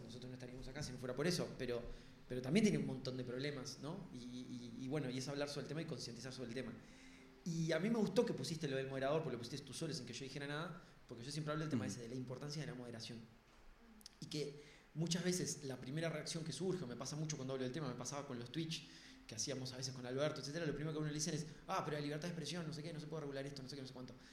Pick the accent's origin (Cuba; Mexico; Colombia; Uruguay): Uruguay